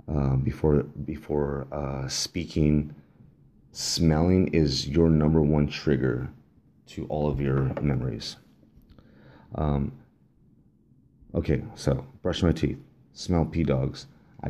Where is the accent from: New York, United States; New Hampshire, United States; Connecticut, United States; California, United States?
California, United States; Los Angeles; also born or lived in Downey, California; I believe I was born in Downey, at Downey Hospital. I was raised in El Sereno.